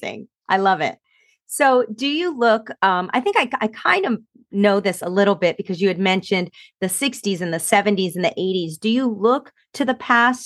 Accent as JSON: {"language": "English", "region": "New Jersey", "country": "United States", "tie": "born or raised there", "said": "I grew up in New Jersey, right across the river from you"}